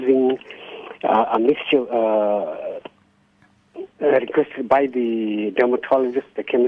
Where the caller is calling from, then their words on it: Durban, KwaZulu-Natal, South Africa; I'm calling from Durban.